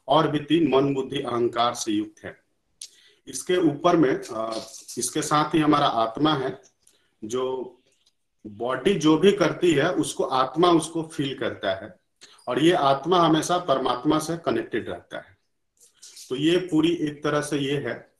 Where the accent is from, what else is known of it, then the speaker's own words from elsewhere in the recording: India; बचपन से ही क्योंकि हम लोग इंडिया में पले भरे हैं